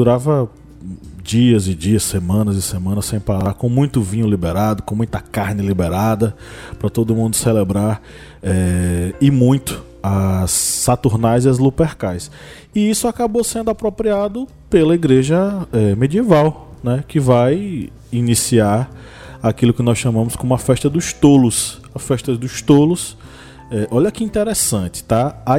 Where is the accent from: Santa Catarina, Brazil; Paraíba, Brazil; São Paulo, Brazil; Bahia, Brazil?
Bahia, Brazil